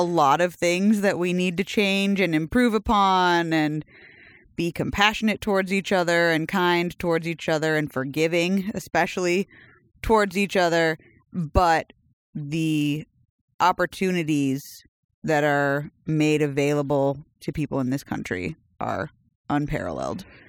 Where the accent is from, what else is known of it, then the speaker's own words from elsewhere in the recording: United States; we were born here in this country